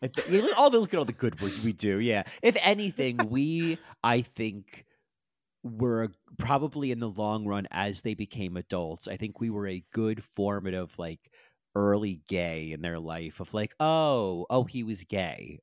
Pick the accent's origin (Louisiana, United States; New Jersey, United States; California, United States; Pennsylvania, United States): New Jersey, United States; growing up in New Jersey